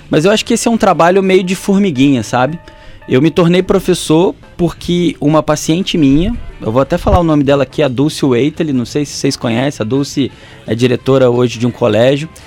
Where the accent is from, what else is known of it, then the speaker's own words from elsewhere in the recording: Volta Redonda, Rio de Janeiro, Brazil; now in Porto Real, Brazil; Estou aqui em Ponto Real, sou de Volta Redonda, ….